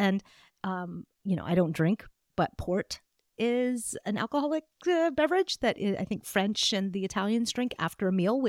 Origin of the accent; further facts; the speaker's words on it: Pakistan; I'm originally from Pakistan. My family is from Pakistan.